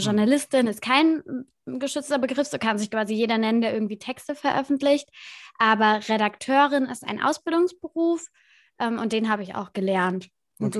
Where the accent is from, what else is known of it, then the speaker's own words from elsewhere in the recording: Kaiserslautern, Rhineland-Palatinate, Germany; ich komme aus Kaiserslautern, aus Rheinland-Pfalz und habe das beim Lokalradio gemacht